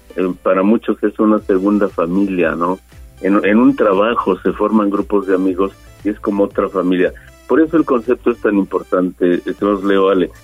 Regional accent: Mexico

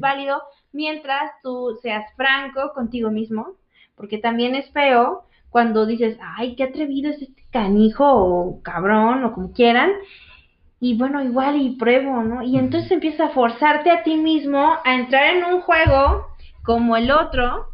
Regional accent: Veracruz, Mexico; soy de Veracruz

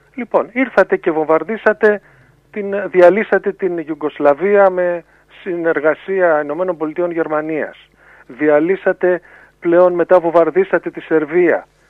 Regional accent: Greece; εμείς ως Έλληνες

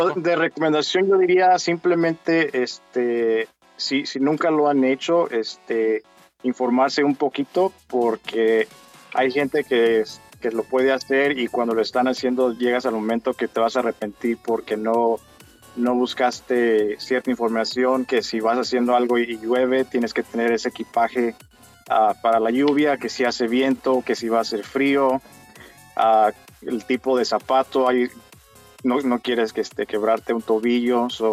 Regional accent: Mexico; moved away; a mi niñez cuando yo vivía en México

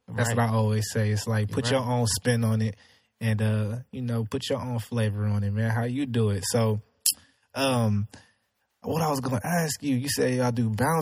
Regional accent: Houston, Texas, United States; I grew up in Houston, from the North Side

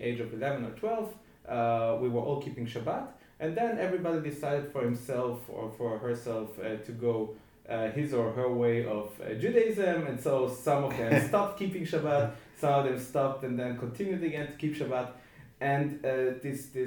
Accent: Vienna, Austria; I grew up in Vienna.

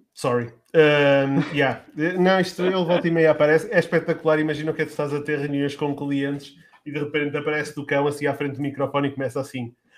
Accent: Lamego, Norte, Portugal; na cidade de onde eu sou, que sou do Lamego

